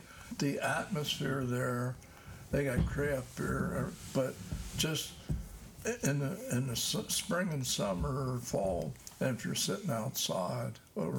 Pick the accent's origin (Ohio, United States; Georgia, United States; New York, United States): Ohio, United States; Cincinnati; born or raised there